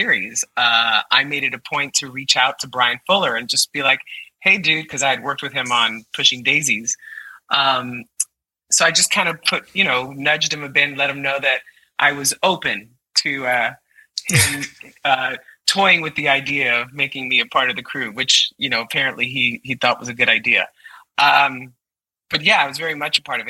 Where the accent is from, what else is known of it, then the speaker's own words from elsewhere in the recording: New York City, New York, United States; I'm a kid from Brooklyn